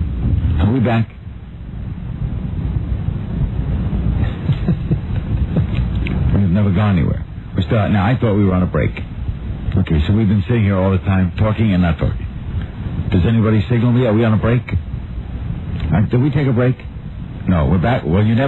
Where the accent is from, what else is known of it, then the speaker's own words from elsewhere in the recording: New York City, New York, United States; growing up in Brooklyn